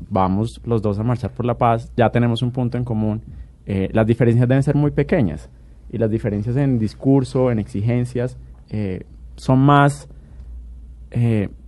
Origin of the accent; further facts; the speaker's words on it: Colombia; el país estaba muy dividido, pero aquí todos somos colombianos